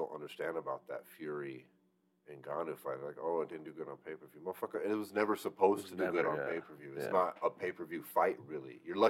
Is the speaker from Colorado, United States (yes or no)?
yes; Colorado Springs, Colorado, United States; my hometown of Colorado Springs.